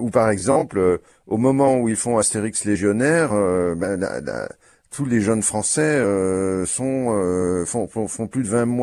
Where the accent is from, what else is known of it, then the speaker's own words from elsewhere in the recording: Brussels, Brussels-Capital Region, Belgium; je suis belge et donc il se fait que la voisine de l'appartement d'en haut de chez nous, euh, à Bruxelles